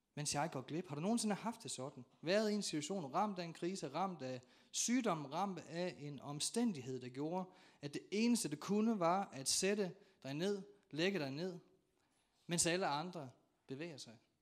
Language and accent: Danish; North Jutland, North Denmark Region, Denmark; jeg er nordjyde